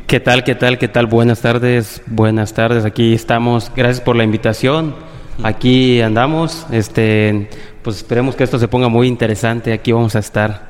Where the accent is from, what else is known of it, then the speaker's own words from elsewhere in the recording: Playa del Carmen, Quintana Roo, Mexico; also born or lived in Cancún / Tabasco; yo nací en Cancún, actualmente y casi toda mi vida he vivido en aquí en Playa del Carmen, solo nací en Cancún, eh, mis papás son de Tabasco